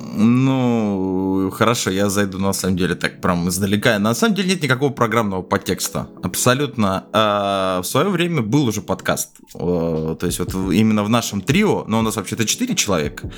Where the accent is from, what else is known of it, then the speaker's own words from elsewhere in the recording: Moscow, Russia; я в москвич